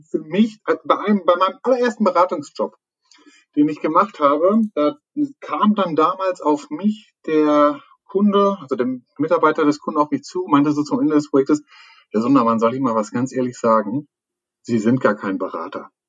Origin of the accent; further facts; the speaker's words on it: North Rhine-Westphalia, Germany; Also meistens fängt man ja so, so, so also wirklich bin ich Münsterländer, kein Hund, sondern Mensch